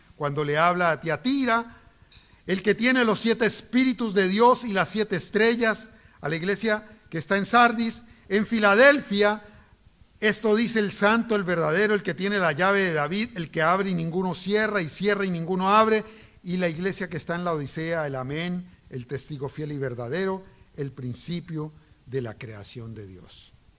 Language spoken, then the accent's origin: Spanish; Cali, Valle del Cauca, Colombia; moved away; en Colombia, en Cali, yo soy de Cali